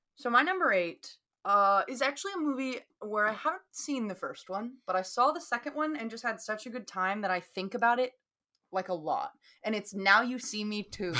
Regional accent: the South, United States; accent: Southern; my Southern accent

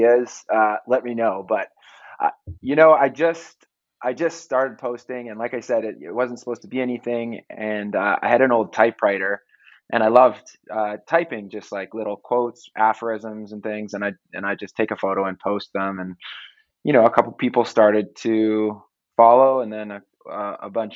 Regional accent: Canada; moved away as an adult; now in United States; I'm Canadian

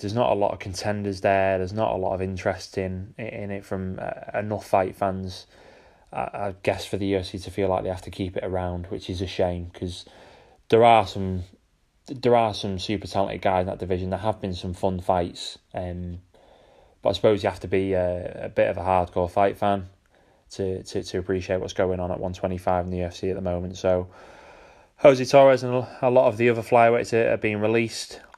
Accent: United Kingdom; as a Brit

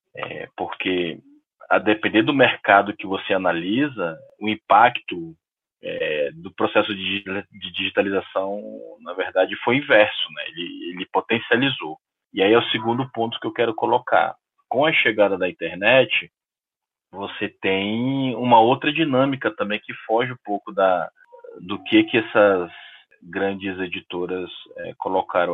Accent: Belém, Pará, Brazil; eu sou de Belém

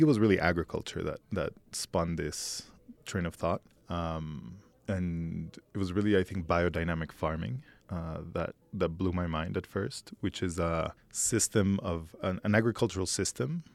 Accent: Mexico City, Mexico; moved away as an adult; also born or lived in New York; I was born here in Mexico City, lived in New York for almost a decade

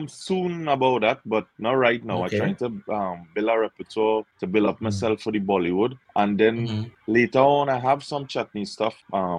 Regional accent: Trinidad & Tobago; moved away as an adult; now in New York, United States; I was born and raised in Trinidad, Rambut Village in Laramie.

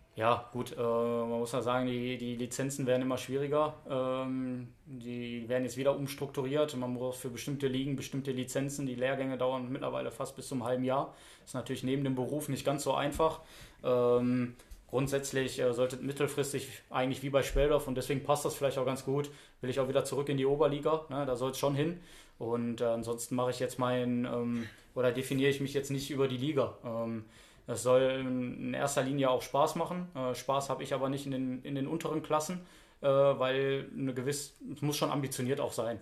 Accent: Duisburg, North Rhine-Westphalia, Germany; ich bin ja gebürtiger Duisburger

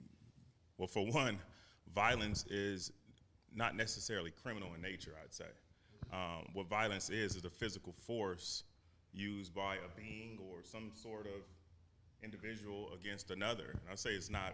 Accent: Compton, California, United States; I'm a civil trial attorney, born and raised in Compton, California

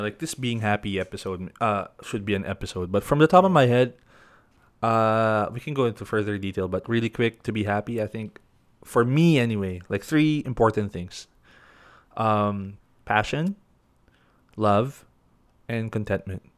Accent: Baguio, Cordillera Administrative Region, Philippines; I grew up in Baguio, so it's all, like, mountains and hills.

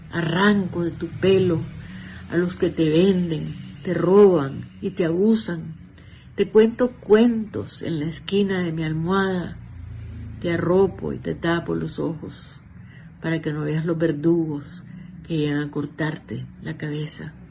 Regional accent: Nicaragua; moved away; nicaragüense, 100%.

